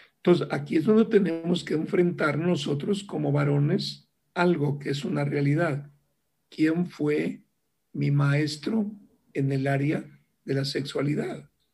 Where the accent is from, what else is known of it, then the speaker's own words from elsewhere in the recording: Ciudad Valles, San Luis Potosí, Mexico; yo soy originario de Ciudad Valle, San Luis Potosí, una pequeña ciudad en aquel tiempo